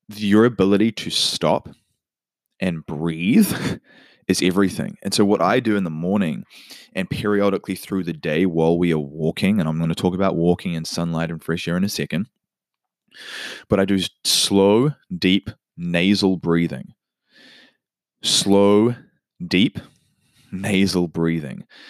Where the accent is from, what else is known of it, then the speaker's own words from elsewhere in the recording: New Zealand; now in United States; In my home country, New Zealand